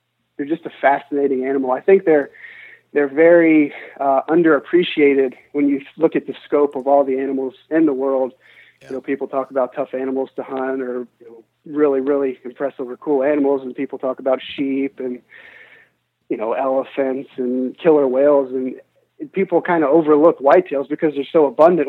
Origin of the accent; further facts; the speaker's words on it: United States; we come from the United States